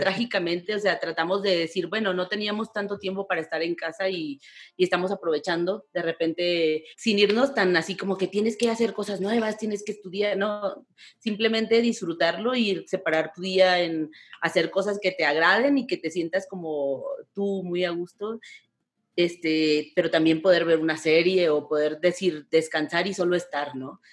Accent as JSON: {"language": "Spanish", "town": "Tijuana", "region": "Baja California", "country": "Mexico", "also_born_or_lived": "Ensenada", "moved": "as an adult", "lives_now": "Mexico City, Mexico", "said": "yo soy de Tijuana también, pero yo tenía ya 12 años en Ensenada"}